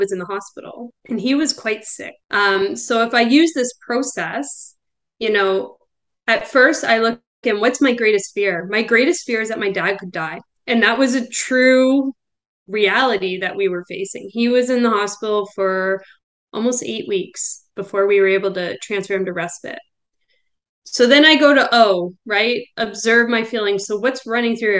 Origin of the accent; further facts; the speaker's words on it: Belleville, Ontario, Canada; we moved back to my hometown. So we're in Belleville, Ontario now